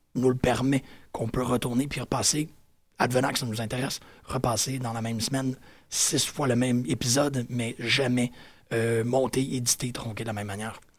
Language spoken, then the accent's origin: French; Quebec, Canada